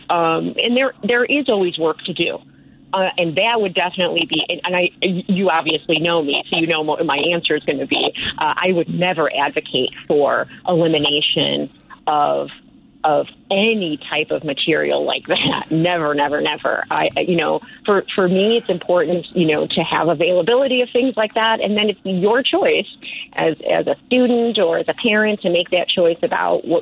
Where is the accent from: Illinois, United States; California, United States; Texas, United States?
Illinois, United States; Chicago; moved away as an adult; now in Woodstock, United States; I was born and raised in Chicago